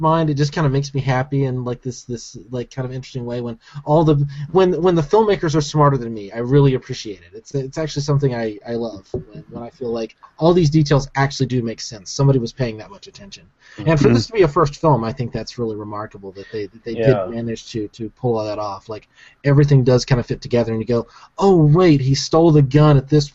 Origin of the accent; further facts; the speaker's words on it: Alabama, United States; I grew up in Alabama.